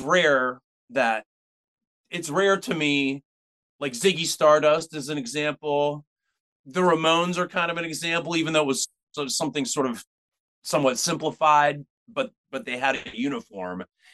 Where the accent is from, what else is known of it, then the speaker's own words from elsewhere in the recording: Pittsburgh, Pennsylvania, United States; now in San Francisco, United States; We played fireworks night in my hometown